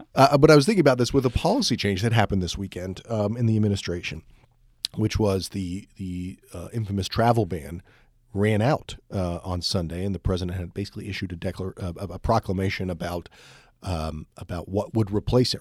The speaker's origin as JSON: {"language": "English", "country": "United States"}